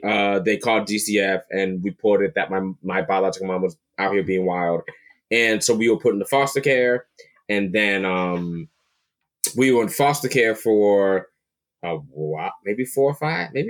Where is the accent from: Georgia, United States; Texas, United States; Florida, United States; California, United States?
Florida, United States; Palm Bay; also born or lived in Brooklyn, New York; I grew up in Palm Bay, Florida. I was born in Brooklyn. Grew up in Florida.